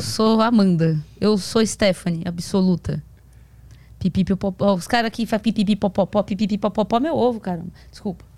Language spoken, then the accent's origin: Portuguese; Santo André, São Paulo, Brazil; Eu moro em São, Santo André. Eu sou de Santo André, São Paulo.